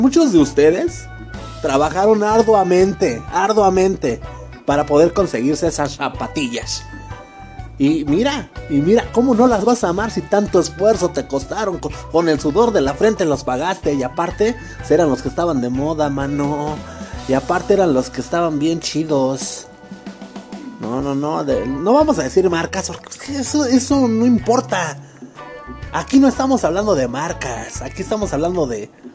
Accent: Mexico; todos somos mexicanos, carnal, aquí

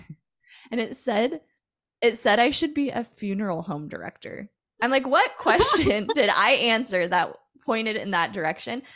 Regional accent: Puyallup, Washington, United States; I grew up in a town slash city called Puyallup, Washington

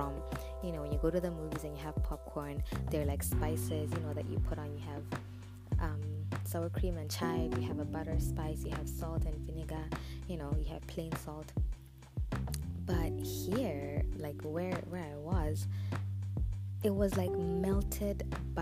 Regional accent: Botswana; now in Zambia; I was born and raised in Botswana. I am Zambian by nationality. I live in Zambia

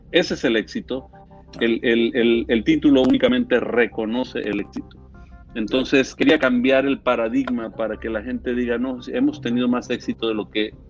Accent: San Antonio, Texas, United States; born there; also born or lived in Mexico; mira, nací en San Antonio, Texas. Eh, soy tejano eh, del país de Texas.

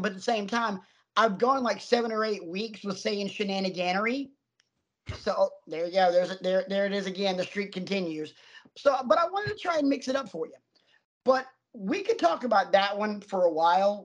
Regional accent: the South, United States; I grew up in the South

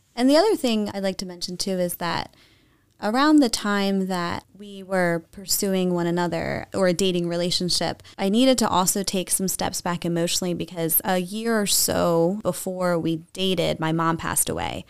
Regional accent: New Jersey, United States; moved away as an adult; now in Lancaster County, United States; I was raised in, in South Jersey

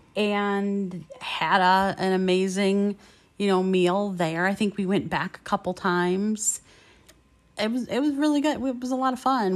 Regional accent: Michigan, United States; we were from, and we said Michigan.

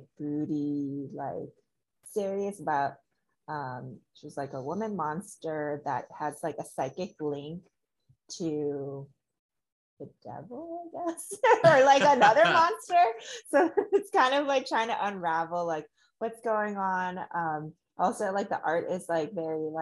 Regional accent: Chicago, Illinois, United States; moved away as an adult; now in California, United States; I'm originally from Chicago, born and raised

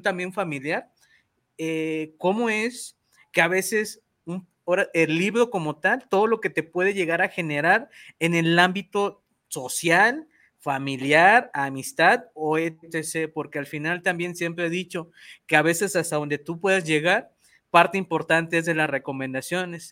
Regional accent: Mexico; yo soy de México

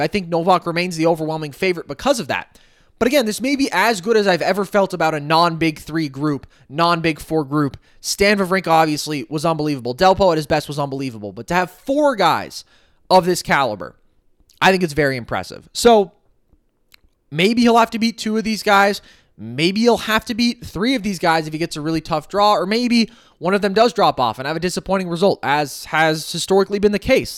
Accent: United States; as an American

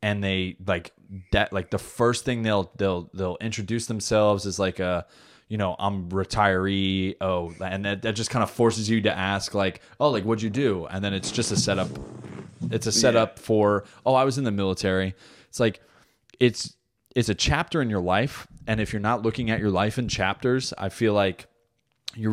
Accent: New Jersey, United States; moved away; I'm from Jersey

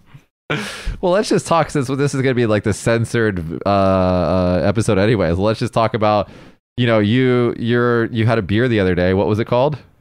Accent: United States; now in Japan; an American

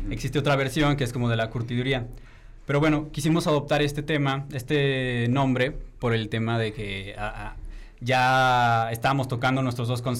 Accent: León, Guanajuato, Mexico; somos de León

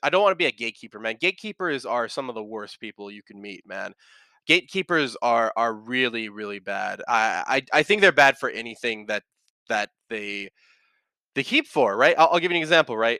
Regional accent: United States; you maybe see me, Johnny, and Michael as American

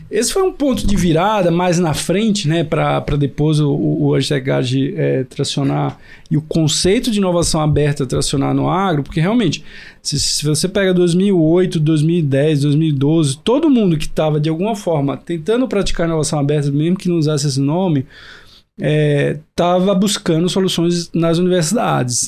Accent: Recife, Pernambuco, Brazil; moved away as an adult; also born or lived in Piracicaba; Sou de Recife

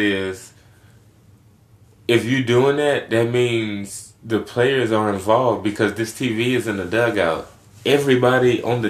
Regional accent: Houston, Texas, United States; I'm from Houston.

